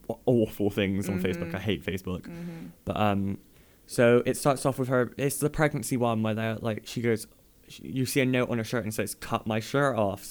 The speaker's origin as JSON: {"language": "English", "town": "Chicago", "region": "Illinois", "country": "United States", "said": "I'm from Chicago."}